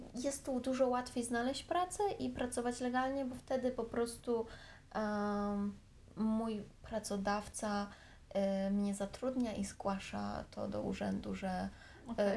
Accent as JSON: {"language": "Polish", "town": "Warsaw", "region": "Masovian Voivodeship", "country": "Poland", "tie": "born or raised there", "moved": "as an adult", "lives_now": "Thailand", "said": "Ja jestem z Warszawy, więc ja mieszkam, mieszkam zawsze w Warszawie"}